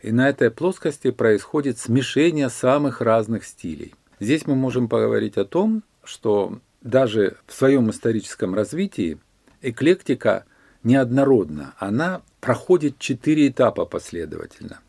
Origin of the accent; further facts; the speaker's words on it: Rostov-on-Don, Rostov Oblast, Russia; Я коренной ростовчанин, и я этот город наблюдаю больше 60 лет своей жизни